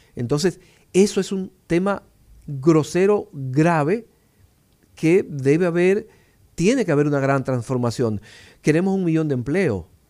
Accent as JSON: {"language": "Spanish", "region": "La Vega", "country": "Dominican Republic", "tie": "born or raised there", "moved": "yes", "lives_now": "Santo Domingo, Dominican Republic", "said": "Y yo recuerdo en mi pueblo, como mi papá me hablaba, del maestro Serrano"}